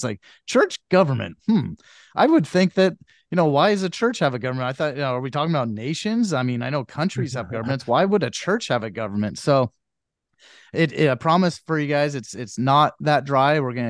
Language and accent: English; Idaho, United States; moved away; I grew up in Idaho.